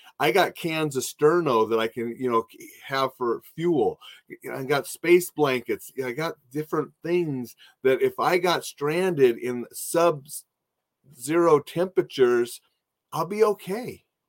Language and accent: English; Minot, North Dakota, United States; I grew up in Minot, North Dakota. And when I was there in North Dakota, it was my job to shovel.